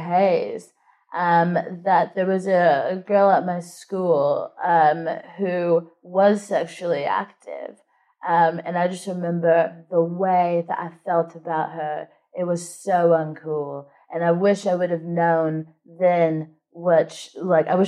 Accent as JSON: {"language": "English", "region": "Texas", "country": "United States", "tie": "born or raised there", "moved": "yes", "said": "I grew up in Texas, and it was quite conservative and Christian"}